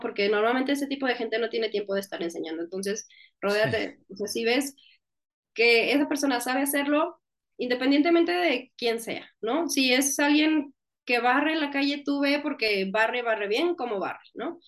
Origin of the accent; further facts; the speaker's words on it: northern Mexico, Mexico; accent: northern Mexican, speaks more 'golpeado'; soy del norte de México y allá hablamos más golpeado